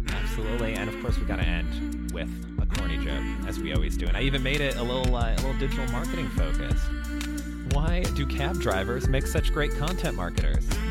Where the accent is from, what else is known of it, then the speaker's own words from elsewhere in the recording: Chicago, Illinois, United States; I grew up in Chicago, so uh, Cubs fan at heart